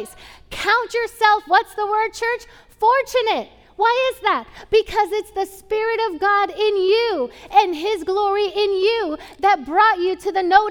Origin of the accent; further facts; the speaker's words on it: Puerto Rico; moved away; I grew up in Puerto Rico.